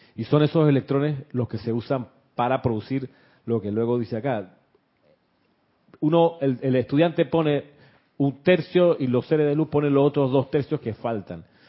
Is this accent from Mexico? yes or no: no; Panama; accent: Panamanian; éramos acá nosotros con acento panameño